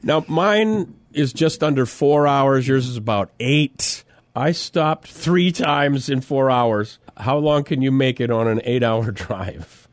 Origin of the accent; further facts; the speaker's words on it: Mitchell, South Dakota, United States; This is Mitchell, South Dakota.